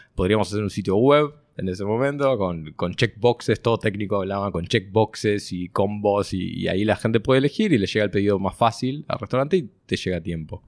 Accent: Montevideo, Uruguay; also born or lived in Israel; nací en Montevideo. Tengo dos hermanas. Este, estudié toda mi vida en el mismo colegio hasta los 18 años

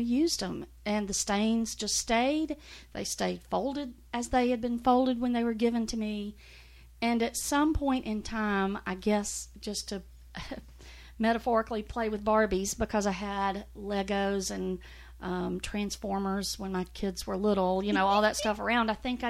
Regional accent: Mississippi, United States; moved away as an adult; also born or lived in Middle Tennessee; now in Nashville, United States; I grew up in Mississippi. I'm a seventh generation Mississippian.

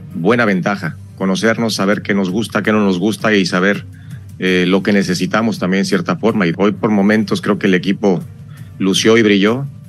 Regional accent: Mexico; somos mexicanos

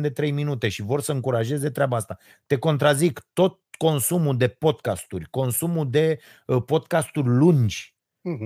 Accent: Romania; Noi românii suntem hoți

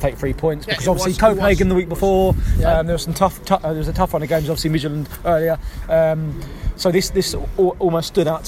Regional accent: London, United Kingdom; I'm from London

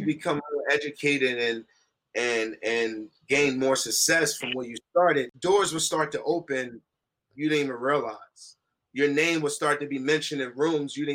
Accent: Newark, New Jersey, United States; We grew up in Newark. I'm from Newark, New Jersey

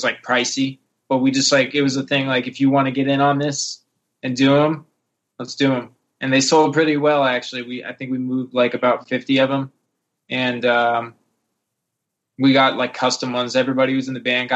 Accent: South Shore, Massachusetts, United States; we're from the South Shore, Massachusetts, about like 30 minutes south of Boston

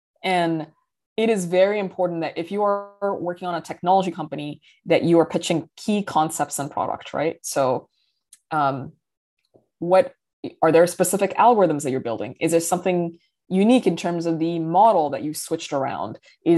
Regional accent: Riyadh, Riyadh Province, Saudi Arabia; also born or lived in Dubai, United Arab Emirates / London, United Kingdom / New York City, United States; I grew up in Riyadh, Saudi Arabia. I've also lived in Dubai in the United Arab Emirates, and I lived many years in London, England

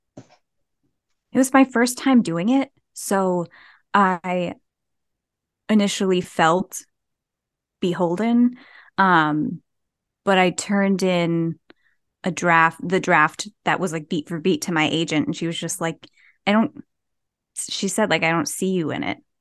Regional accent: New Jersey, United States; I'm from New Jersey

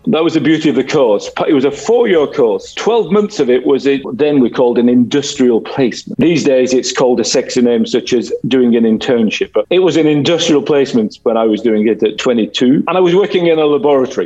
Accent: Wigan, North West England, United Kingdom; moved away; My childhood was it's from a place called Wigan, which is in between Manchester in the UK and Liverpool

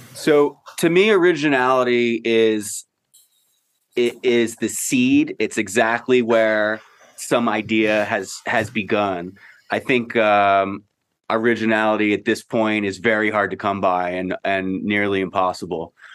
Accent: Baltimore, Maryland, United States; I am me from Baltimore

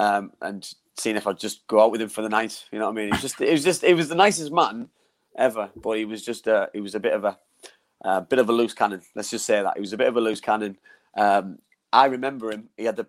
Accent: Middlesbrough, North East England, United Kingdom; my hometown club

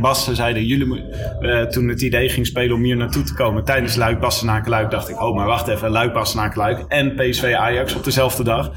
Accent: Leiden, South Holland, Netherlands; ik kom zelf uit Leiden

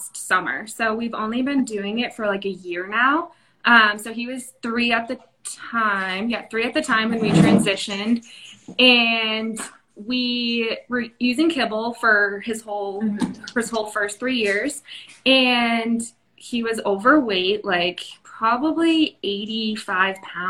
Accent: New England, United States; moved away as an adult; now in San Diego, United States; I am from New England, and I recently moved to San Diego probably 6 years ago

